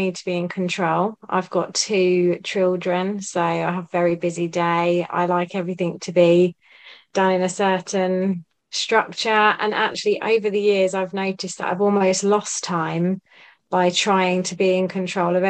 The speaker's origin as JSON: {"language": "English", "area": "Buckinghamshire", "region": "South East England", "country": "United Kingdom", "said": "I'm from Buckinghamshire."}